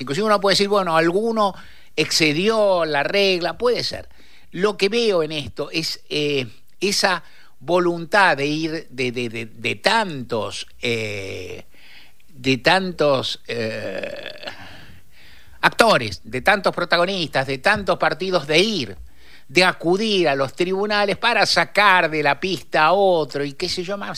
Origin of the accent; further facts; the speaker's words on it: Buenos Aires, Argentina; en esta ciudad bendita donde yo nací, vivo y adoro